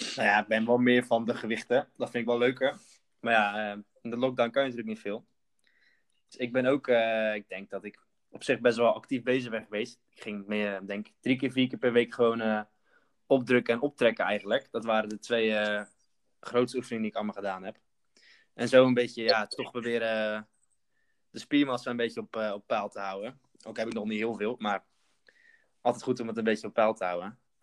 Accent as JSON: {"language": "Dutch", "town": "Katwijk", "region": "South Holland", "country": "Netherlands", "said": "Ik eh, kom uit Katwijk"}